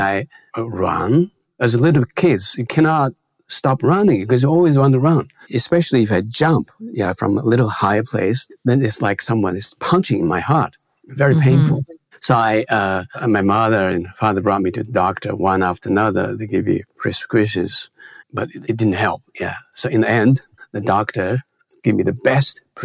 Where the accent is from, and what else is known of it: China; born or raised there; moved away